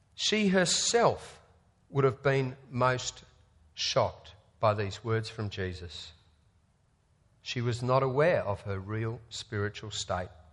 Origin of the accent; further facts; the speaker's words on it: Australia; as an Australian sport fan